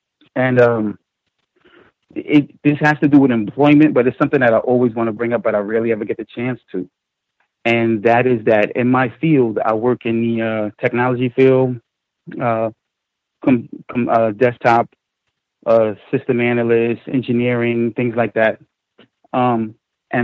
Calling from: New York, United States; I'm calling from New York.

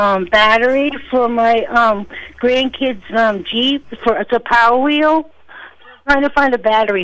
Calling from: Rumford, Maine, United States; also born or lived in Norway, Maine; I'm calling from Rumford.

